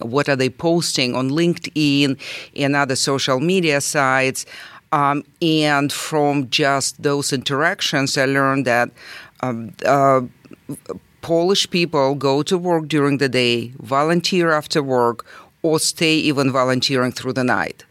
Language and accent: English; Rostov-on-Don, Rostov Oblast, Russia; English is a second language; now in Fishers, United States; I'm originally from Russia, and, uh, um, I was born and grew up in Rostov-na-Danu.